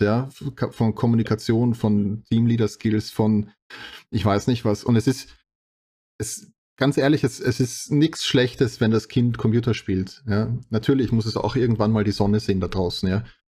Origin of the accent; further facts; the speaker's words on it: Austria; bei uns in Österreich